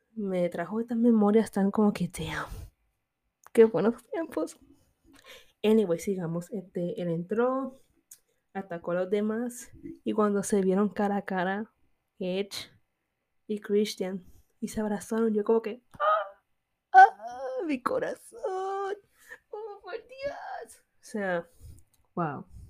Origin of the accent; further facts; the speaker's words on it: Puerto Rico; yo soy boricua, proud